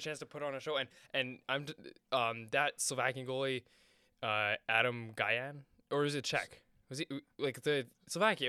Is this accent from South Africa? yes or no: no; Canada